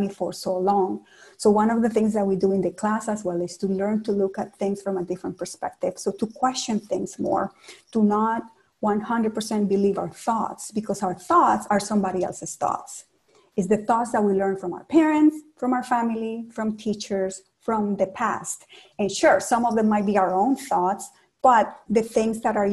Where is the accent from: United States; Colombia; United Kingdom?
Colombia; Cali, Valle del Cauca; English is a second language; also born or lived in Toronto, Canada; now in Ottawa, Canada; In my hometown of Cali, Colombia